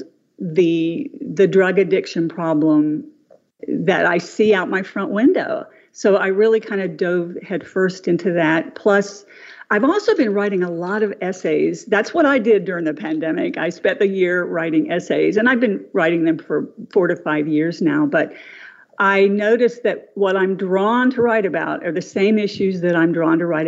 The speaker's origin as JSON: {"language": "English", "town": "Huntington", "region": "West Virginia", "country": "United States", "tie": "born or raised there", "said": "when I grew up in Huntington"}